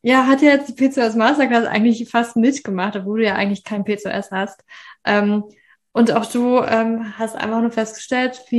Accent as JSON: {"language": "German", "region": "Berlin", "country": "Germany", "tie": "born there", "said": "ich bin eigentlich nicht in Berlin aufgewachsen. Ich bin nicht aus Berlin. Ich bin in Berlin geboren."}